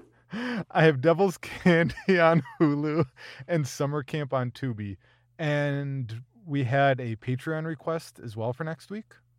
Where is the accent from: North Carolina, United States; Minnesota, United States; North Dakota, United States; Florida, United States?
Minnesota, United States; as a Minnesotan